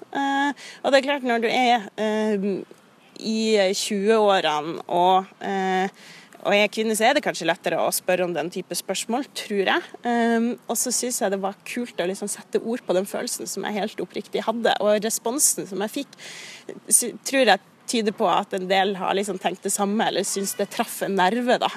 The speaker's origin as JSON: {"language": "Norwegian", "town": "Kirkenes", "region": "Troms og Finnmark", "country": "Norway", "moved": "yes", "said": "når jeg bodde hjemme i Kirkenes"}